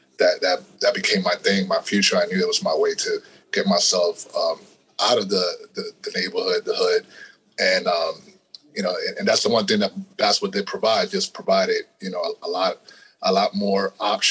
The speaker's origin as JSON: {"language": "English", "country": "Puerto Rico", "tie": "born or raised there", "also_born_or_lived": "Staten Island, New York", "moved": "yes", "said": "I was still living in Puerto Rico. I was born in Puerto Rico."}